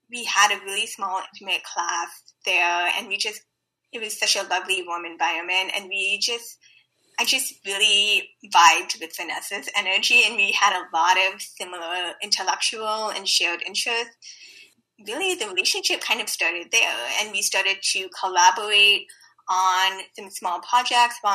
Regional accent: Bay Area, California, United States; I am a Bay Area native also based in San Francisco.

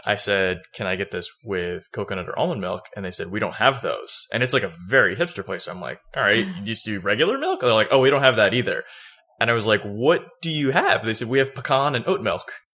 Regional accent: Florida, United States; now in Georgia, United States; growing up in Florida

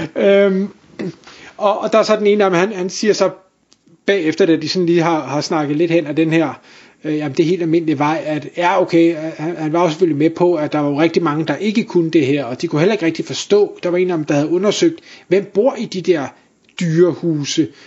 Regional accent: North Zealand, by Bagsværd Lake, Capital Region of Denmark, Denmark; det område, hvor jeg voksede op i, i sin tid i Nordsjælland, lige ved, øh, ved Bagsværd Sø

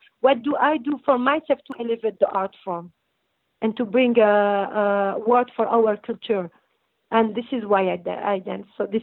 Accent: Brussels, Brussels-Capital Region, Belgium; accent: French; English is a second language; moved away as an adult; also born or lived in North Morocco / Tangier, Morocco; now in United States; I grew up in Belgium and we were in ghetto and we were very discriminated

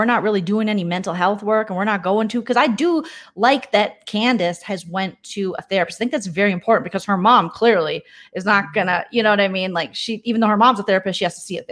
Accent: St. Paul, Minnesota, United States; I grew up in Minnesota, but I grew up in St. Paul

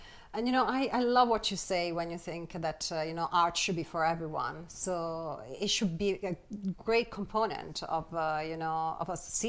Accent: Italy; also born or lived in Rome; I come from Italy and I was lucky enough to live for a long time in Rome

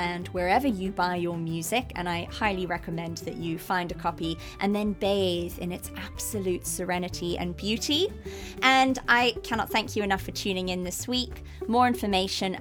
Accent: South Africa; I am South African.

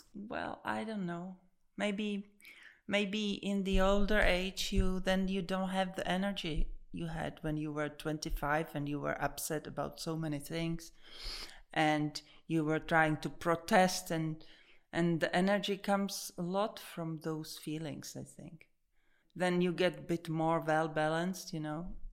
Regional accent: Prague, Czechia; Born and raised here

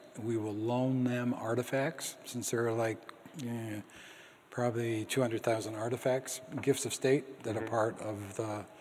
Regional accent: Boston, Massachusetts, United States; I grew up in Boston

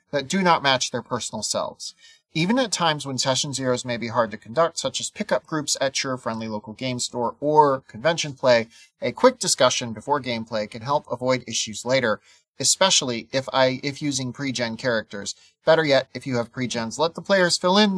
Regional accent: South Dakota, United States; I'm from South Dakota

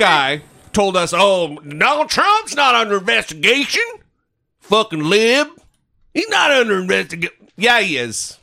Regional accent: northern Idaho, United States; my hometown in northern Idaho

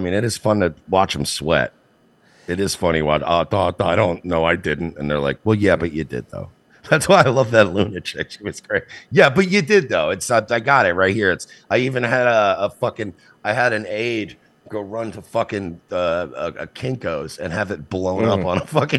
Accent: India; I'm not a doctor, but I am Indian, so I feel like...

